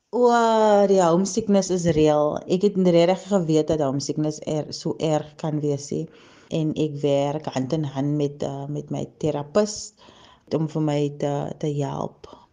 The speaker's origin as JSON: {"language": "Afrikaans", "town": "Cape Town", "region": "Western Cape", "country": "South Africa", "tie": "born or raised there", "also_born_or_lived": "Kuils River", "moved": "as an adult", "lives_now": "Germany", "said": "Ek is gebore en getoe in die Kaap op die Kaapse vlakte. Ek het so tussen Mitchells Plain en Parkwood groot geword"}